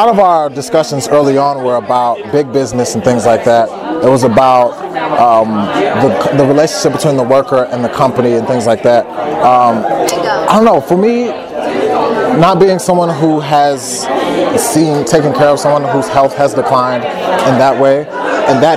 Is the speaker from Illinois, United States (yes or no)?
yes; Chicago, Illinois, United States; now in Irvine, United States; I'm originally from Chicago, Illinois